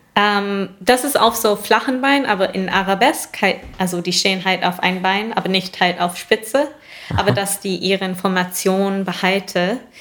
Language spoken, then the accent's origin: German; New York, United States; moved away; ich komme aus Bundesstaat New York